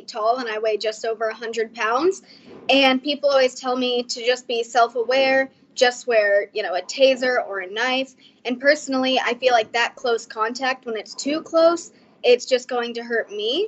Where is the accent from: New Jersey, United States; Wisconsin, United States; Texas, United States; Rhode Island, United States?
Texas, United States; Fort Worth; I am from Fort Worth, Texas.